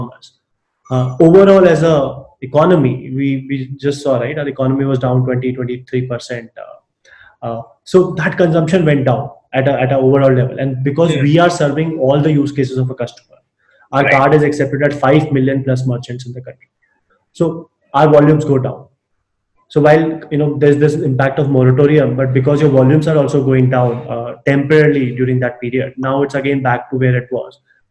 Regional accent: Alwar, Rajasthan, India; growing up in Alwar.

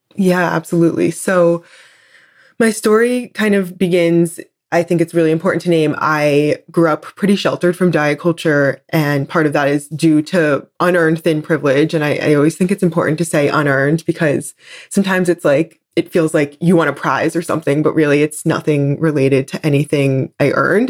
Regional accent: New Jersey, United States; I grew up in New Jersey on the East Coast

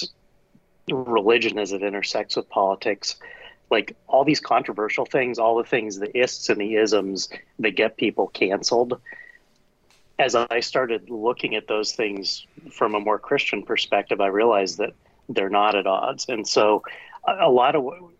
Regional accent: United States; I'm American. Family's been here over 400 years.

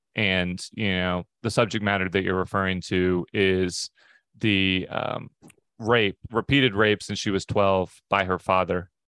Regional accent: Pacific Northwest, United States; we're from the Pacific Northwest

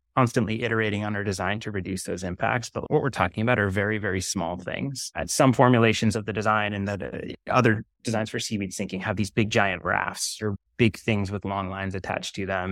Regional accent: Maine, United States; growing up in Maine

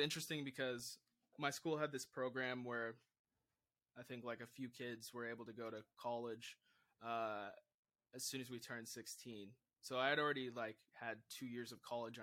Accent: Vancouver, Washington, United States; moved away as an adult; also born or lived in Los Angeles; I come from Vancouver, Washington, which is, this small city in the top left corner of the United States

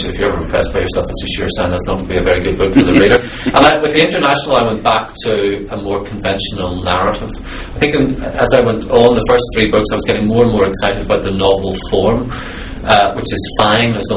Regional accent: Belfast, Northern Ireland, United Kingdom; I'm a Northern Irish writer, because the world is so generous to Northern Ireland, I had people coming up to me and more or less sympathising with me for the tragedy of my life coming from Belfast.

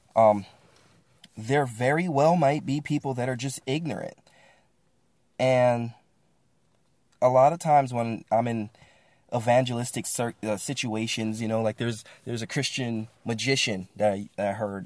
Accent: Midwest, United States; moved away; also born or lived in Bible Belt; I grew up in the Midwest

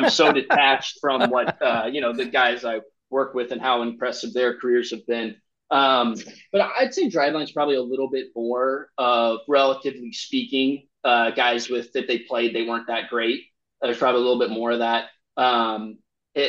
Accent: Nebraska, United States; I grew up in Nebraska

